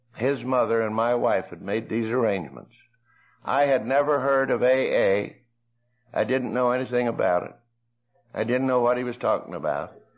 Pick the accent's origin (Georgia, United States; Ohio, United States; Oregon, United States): Ohio, United States; Coshocton; I grew up in Coshocton